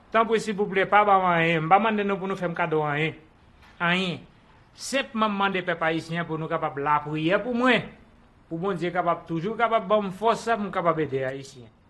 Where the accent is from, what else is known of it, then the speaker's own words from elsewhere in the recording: Haiti; now in Puerto Rico; Paske nou mèm isi, debi nou soti Haiti, nou bagen moun ki pou reprezenten nou.